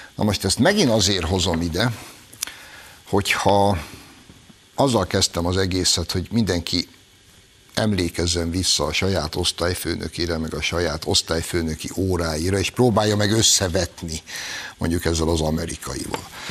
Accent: Hungary; Magyarok vagyunk.

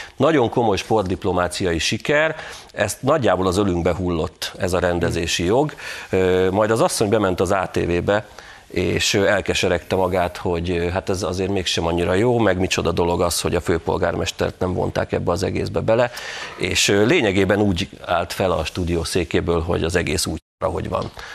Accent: Tatabánya, Komárom-Esztergom, Hungary; Tatabányán jártam, ami az én szülővárosom

